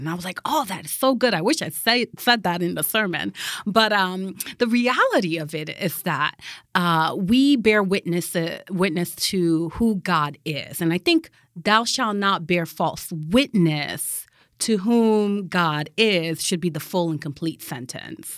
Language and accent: English; Connecticut, United States; moved away as an adult; also born or lived in Massachusetts / Michigan; from Connecticut, I, you know, went to school in Massachusetts, then came back to Connecticut